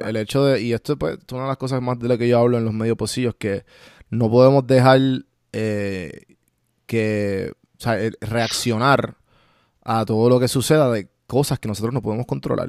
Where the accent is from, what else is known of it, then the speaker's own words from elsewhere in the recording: Puerto Rico; los dos somos, eh, de Puerto Rico